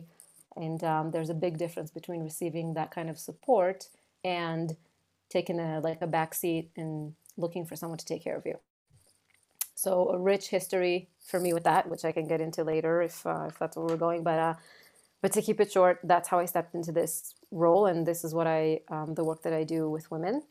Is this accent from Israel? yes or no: yes; Israel; moved away as an adult; now in New York, United States; I'm originally from Israel. I moved to the United States, to New York, about 8 years ago